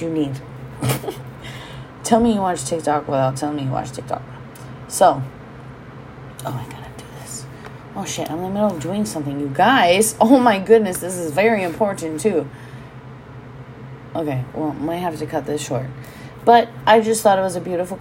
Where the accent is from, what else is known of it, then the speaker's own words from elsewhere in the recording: Hawaii, United States; being Hawaiian and owning a home here